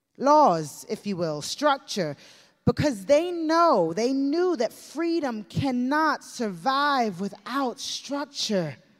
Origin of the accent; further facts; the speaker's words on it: United States; growing up in the United States of America